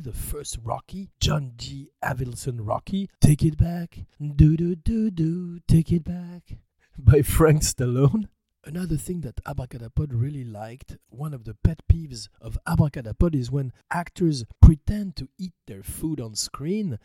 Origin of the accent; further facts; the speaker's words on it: France; accent: French; pardon my French accent.